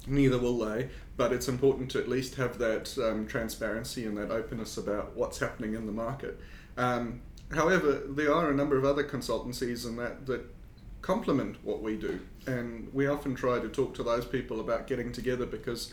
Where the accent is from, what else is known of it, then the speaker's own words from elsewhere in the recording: South Africa; accent: South African; also born or lived in United Kingdom / New Zealand; now in South Australia, Australia; obviously from my accent, I'm not from New Zealand. I've got a South African accent